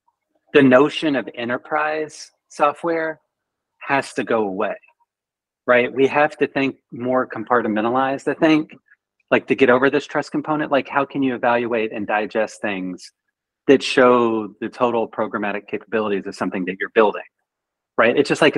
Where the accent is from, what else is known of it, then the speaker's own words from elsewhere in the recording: Canada; So trust me, I'm Canadian. Like we do nothing wrong.